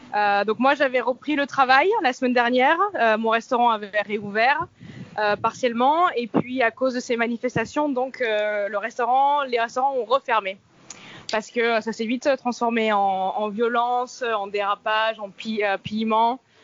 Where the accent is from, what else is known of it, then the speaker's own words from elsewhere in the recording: France; moved away as an adult; now in Miami, United States; en tant que française européenne euh, bien blanche